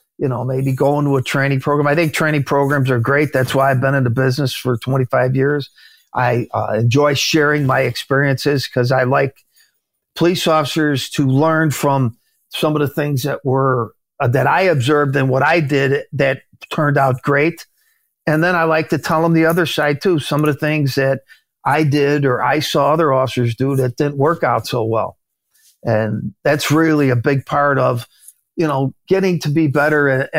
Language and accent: English; Chicago, Illinois, United States; in my neighborhood where I grew up in Chicago